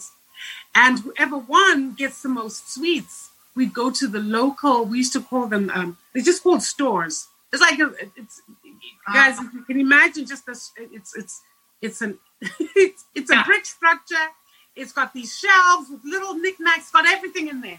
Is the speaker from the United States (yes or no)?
no; Zimbabwe; moved away; I grew up in Zimbabwe